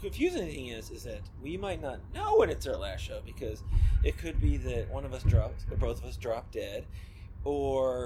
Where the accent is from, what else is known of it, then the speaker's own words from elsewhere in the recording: Miami, Florida, United States; moved away; we went to high school together, and yep. We're from Miami